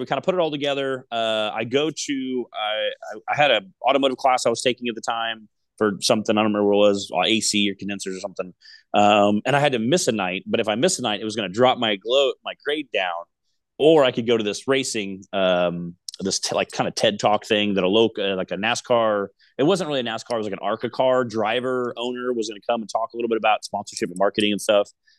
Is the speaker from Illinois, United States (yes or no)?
yes; Decatur, Illinois, United States; I come from Decatur, Illinois, Central Illinois, Midwest